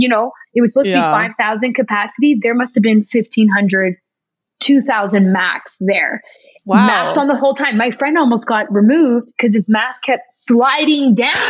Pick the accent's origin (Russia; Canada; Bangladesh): Canada; Toronto, Ontario; now in Los Angeles, United States; my husband and I are both from Toronto